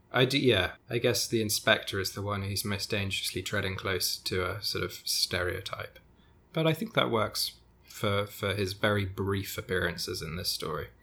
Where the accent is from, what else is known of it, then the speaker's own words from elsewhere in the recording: United Kingdom; accent: British; my British accent